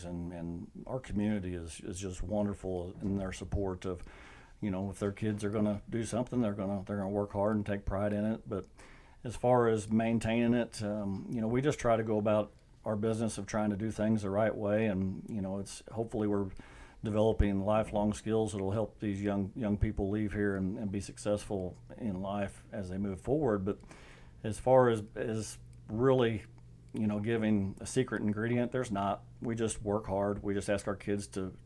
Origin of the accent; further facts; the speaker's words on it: South Iron, Missouri, United States; I was from South Iron, graduated in 94